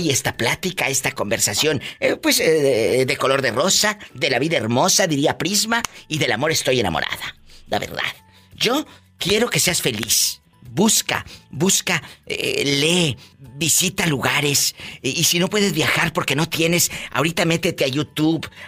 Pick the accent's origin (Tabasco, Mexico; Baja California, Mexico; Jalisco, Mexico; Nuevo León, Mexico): Tabasco, Mexico; Ahí es de Oaxaca, yo soy de Tabasco.